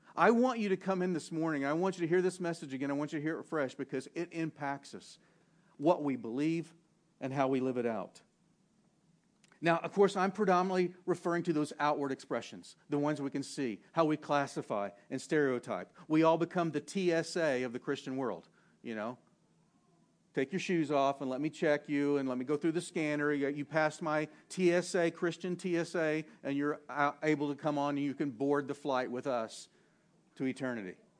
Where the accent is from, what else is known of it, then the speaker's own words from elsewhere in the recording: Southwest, United States; moved away; also born or lived in New England / the South; I've lived in both places and I grew up in the Southwest